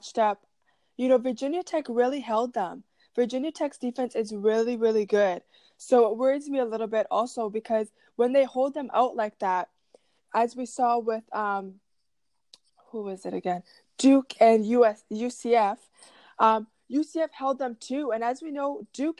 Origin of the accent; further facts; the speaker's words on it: Canada; as a Canadian